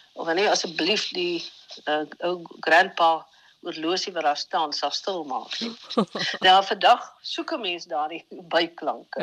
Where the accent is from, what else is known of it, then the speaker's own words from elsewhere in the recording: Vredendal, Western Cape, South Africa; Gebore en getoe in Vredendal, so op die kant van Namakoland